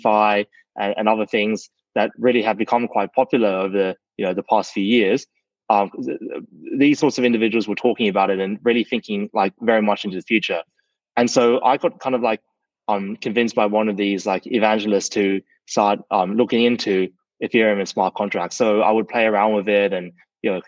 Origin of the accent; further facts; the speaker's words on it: Sydney, New South Wales, Australia; I grew up in Sydney, Australia